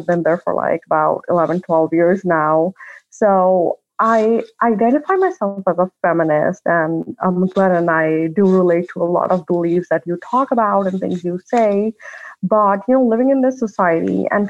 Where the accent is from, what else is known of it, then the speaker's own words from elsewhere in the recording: Pakistan; now in United States; I'm originally from Pakistan. And that is where I am right now. I'm visiting family, but I live in the US. I've been there for like about 11, 12 years now.